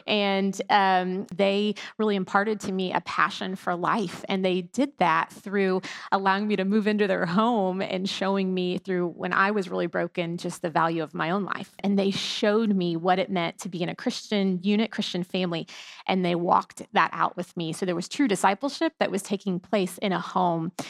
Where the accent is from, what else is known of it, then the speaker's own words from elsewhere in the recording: Houston, Texas, United States; I was born and raised in here in Houston, Texas. Not a lot of natives here anymore